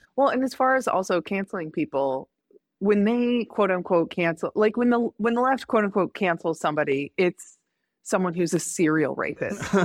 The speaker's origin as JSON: {"language": "English", "region": "Indiana", "country": "United States", "tie": "born or raised there", "moved": "yes", "said": "growing up in Indiana"}